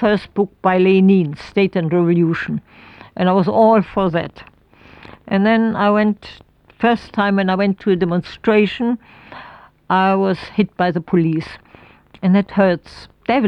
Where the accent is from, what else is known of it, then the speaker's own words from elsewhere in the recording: Berlin, Germany; English is a second language; moved away as an adult; also born or lived in Oxfordshire, United Kingdom; We are all from Berlin. That is my, even the generation before, we are really true blue Berlin people.